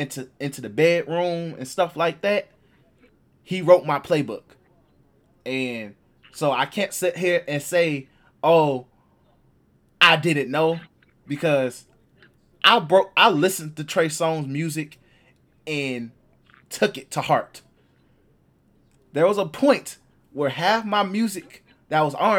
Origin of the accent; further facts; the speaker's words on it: Chicago, Illinois, United States; I'm from Chicago